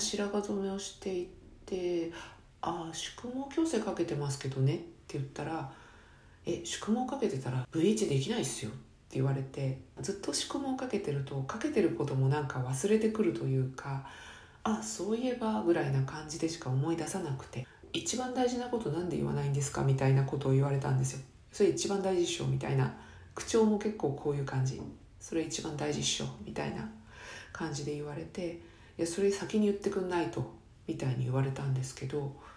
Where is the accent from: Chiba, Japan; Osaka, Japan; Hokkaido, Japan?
Chiba, Japan; 生まれ育った千葉県